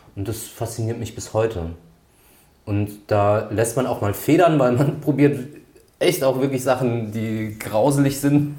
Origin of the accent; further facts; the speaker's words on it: Grünstadt, Rhineland-Palatinate, Germany; meiner Heimatstadt Grünstadt